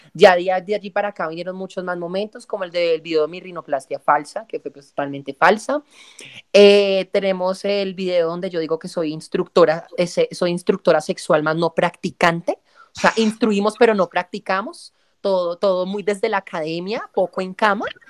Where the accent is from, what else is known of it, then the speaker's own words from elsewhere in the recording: El Cerrito, Valle del Cauca, Colombia; moved away as an adult; estoy recién desempacada de Cerrito, mi pueblo natal, Cerrito Presente, Cerrito Valle